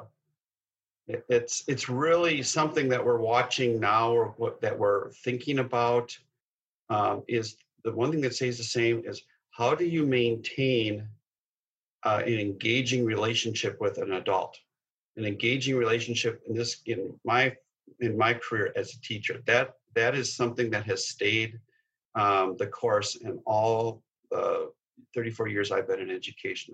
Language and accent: English; Minneapolis, Minnesota, United States; I grew up in North Minneapolis and a product of Patrick Henry High School